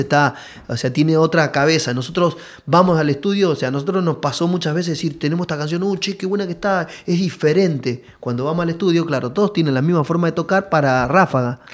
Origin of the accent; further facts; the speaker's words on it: Caraza, Buenos Aires Province, Argentina; salimos desde, la mayoría de, de Loma Zamora ahí, Villa eh, Villa Albertina, yo, sé, eh, de, de, Caraza, todo de la zona